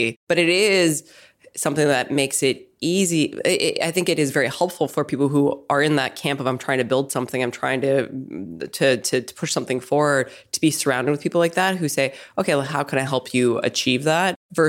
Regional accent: Saskatchewan, Canada; moved away as an adult; also born or lived in Montreal / Toronto / Boston / New York; I actually grew up in Canada. So I grew up in Saskatchewan, but I spent a lot of time in Montreal and Toronto before I came here.

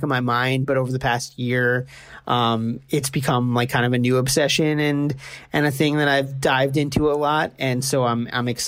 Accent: New York City, New York, United States; moved away as an adult; now in Kingston, United States; I grew up in Brooklyn and moved up here around 7.5 years ago now.

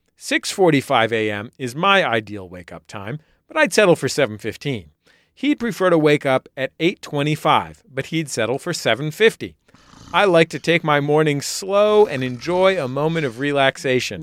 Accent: San Francisco, California, United States; I grew up in San Francisco as a pedestrian

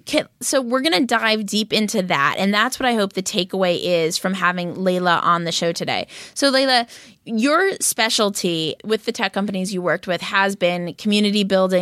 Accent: Los Angeles, California, United States; No way. I grew up in Westwood.

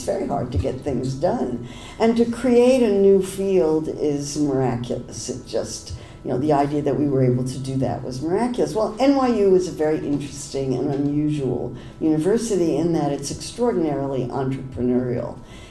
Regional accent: Berkeley, California, United States; I didn't really understand the difference between Democrats and Republicans because I came from Berkeley and we thought they were all the same.

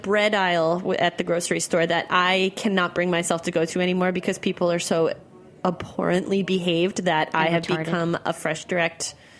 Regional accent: New York, United States; I'm a New Yorker.

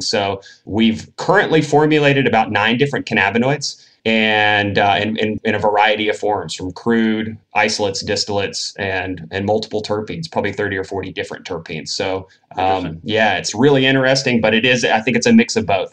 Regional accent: Tennessee, United States; moved away as an adult; also born or lived in Northern California; Born and raised in Tennessee, uh, not a very cannabis friendly state.

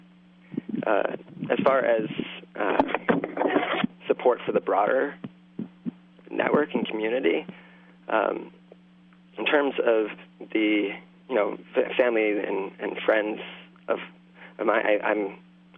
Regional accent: Eastern Massachusetts, United States; moved away as an adult; also born or lived in Cazadero, California / Sebastopol, California; now in Whitefield, Maine, United States; I grew up in the Northeast

